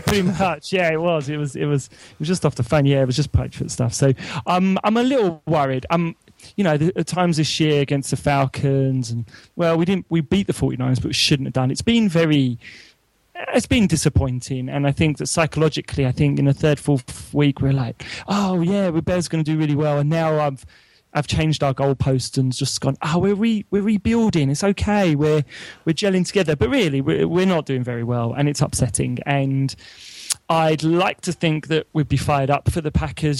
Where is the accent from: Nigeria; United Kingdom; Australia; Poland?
United Kingdom; London; moved away as an adult; now in Oxford, United Kingdom; although I'm from London and I live in Oxford now